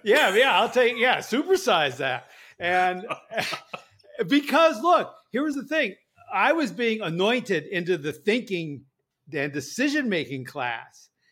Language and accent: English; Berkeley, California, United States; I was born in Berkeley, California